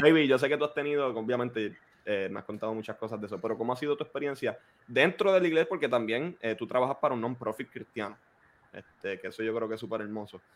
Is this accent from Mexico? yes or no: no; Puerto Rico; crecimos, los cuatro crecimos en Puerto Rico